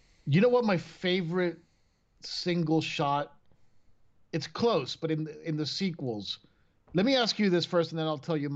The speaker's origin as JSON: {"language": "English", "country": "Venezuela", "tie": "born or raised there", "second_language": "English", "moved": "yes", "said": "I lived in Venezuela when I was growing up, which is a country, obviously, in South America"}